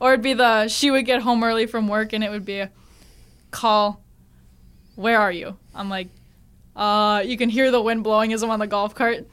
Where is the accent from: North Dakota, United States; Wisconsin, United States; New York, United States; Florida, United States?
North Dakota, United States; Grand Forks; moved away; I'm from Grand Forks